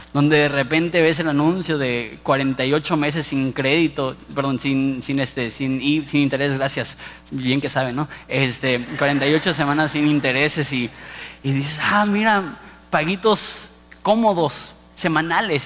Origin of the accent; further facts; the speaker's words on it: Mexico; also born or lived in Ensenada; como mexicanos